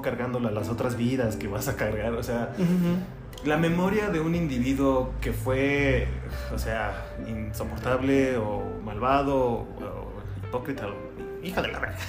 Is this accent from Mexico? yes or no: yes; Mexico; somos vecinos como mexicanos